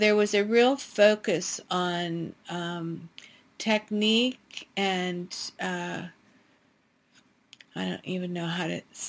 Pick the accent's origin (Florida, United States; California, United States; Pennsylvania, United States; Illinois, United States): Pennsylvania, United States; northwestern; I grew up in a really small town in northwestern Pennsylvania in the middle of the Allegheny National Forest